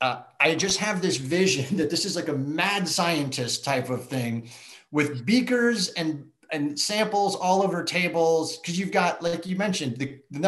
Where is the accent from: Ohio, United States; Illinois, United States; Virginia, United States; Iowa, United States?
Illinois, United States; Chicago; I grew up in Chicago